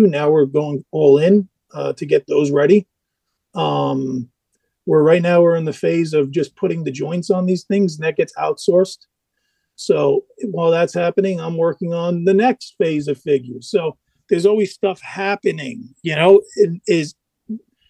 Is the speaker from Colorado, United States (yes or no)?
no; New York City, New York, United States; I'm in New York. I was born in the Bronx.